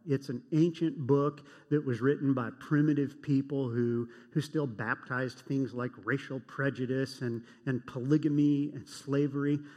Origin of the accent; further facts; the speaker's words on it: United States; I grew up in Cold War America